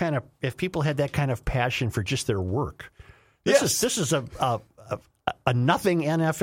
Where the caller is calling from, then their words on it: Sofia, Sofia City, Bulgaria; I said, I'm listening. I said, I'm listening from Sofia, Bulgaria.